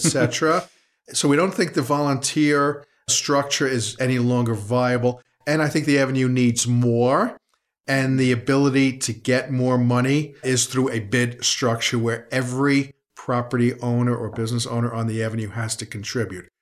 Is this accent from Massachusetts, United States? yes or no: no; New York City, New York, United States; I'm a resident here since nineteen fifty before. Born on seventy-fifth Street between sixth and seventh